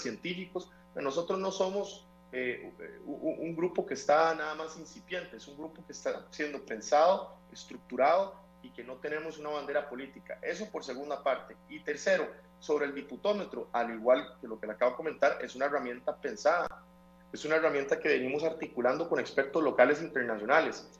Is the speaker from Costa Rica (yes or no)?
yes; Costa Rica